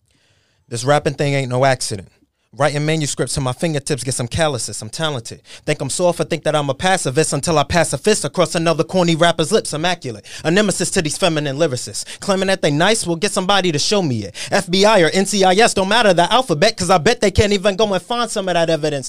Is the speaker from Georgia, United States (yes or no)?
no; New York City, New York, United States; I sound like I'm from Queens, New York